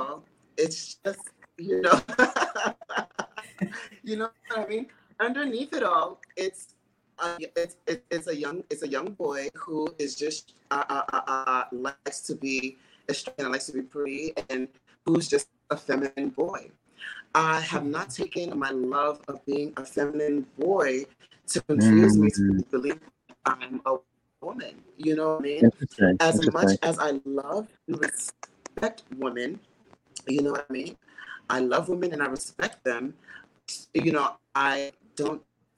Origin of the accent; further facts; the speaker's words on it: New York City, New York, United States; also born or lived in Houston, Texas; I'm from New York City. I grew up in Staten Island, and my father's from Brooklyn, so I was always back and forth, but I also lived 4.5 years in Houston, Texas